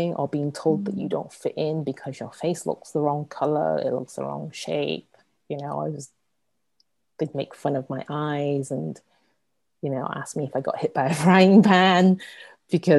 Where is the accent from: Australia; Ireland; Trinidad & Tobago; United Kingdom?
United Kingdom; England; moved away as an adult; also born or lived in Hong Kong; now in San Francisco, United States; I was born and raised in England, you know, the child of first generation immigrants, in a small, very white town, a blue collar town